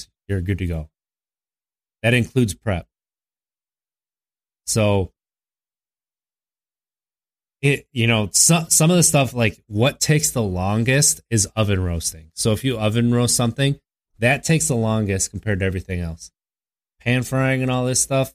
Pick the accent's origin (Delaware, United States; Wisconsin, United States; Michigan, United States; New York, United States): Wisconsin, United States; I'm from Wisconsin